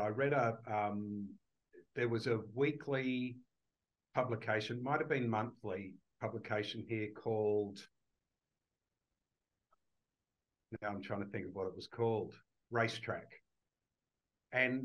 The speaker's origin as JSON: {"language": "English", "country": "Australia", "tie": "born or raised there", "also_born_or_lived": "United Kingdom", "said": "when I grew up in Australia"}